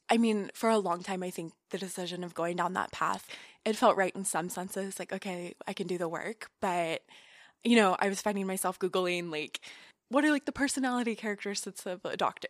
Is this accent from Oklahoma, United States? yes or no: yes; Tulsa, Oklahoma, United States; moved away as an adult; now in New York, United States; I grew up in Oklahoma and went to school at Oklahoma State